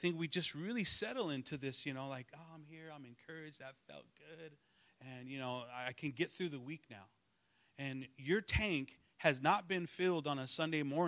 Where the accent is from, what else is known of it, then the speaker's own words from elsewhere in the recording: Los Angeles, California, United States; I'm you know from East